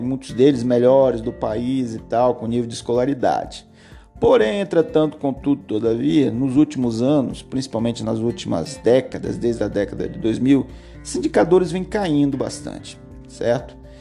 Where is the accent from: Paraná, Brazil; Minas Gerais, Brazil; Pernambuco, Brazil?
Paraná, Brazil; Curitiba; Paraná, que é o meu estado, capital Curitiba, onde eu nasci